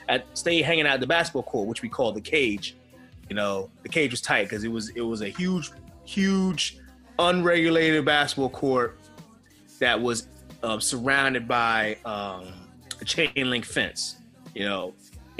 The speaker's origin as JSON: {"language": "English", "town": "Beltsville", "region": "Maryland", "country": "United States", "tie": "born or raised there", "said": "where I grew up at in Beltsville"}